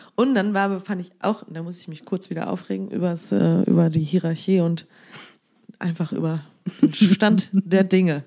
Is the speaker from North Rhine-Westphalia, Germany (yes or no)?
yes; Siegen, North Rhine-Westphalia, Germany; born or raised there; moved away